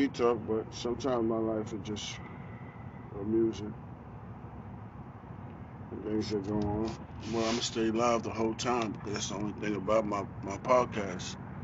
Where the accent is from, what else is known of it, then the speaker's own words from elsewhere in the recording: New York City, New York, United States; also born or lived in Manhattan / Harlem / Bronx / Long Island; now in Roanoke, United States; I moved out here from New York. Born and raised in New York